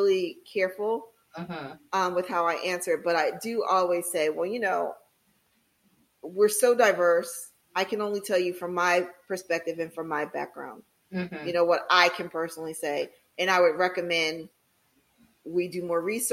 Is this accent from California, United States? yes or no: no; Philadelphia, Pennsylvania, United States; born and raised in Philadelphia